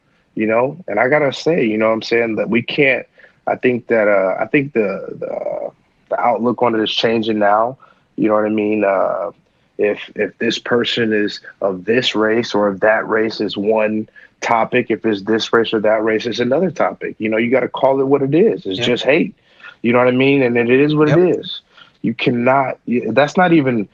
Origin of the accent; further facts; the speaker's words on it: Ohio, United States; my home state, Ohio